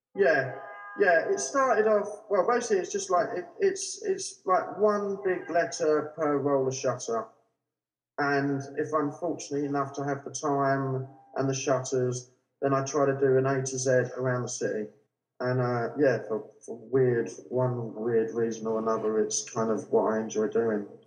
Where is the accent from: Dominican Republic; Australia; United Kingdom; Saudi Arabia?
United Kingdom; London; I grew up in South London with my parents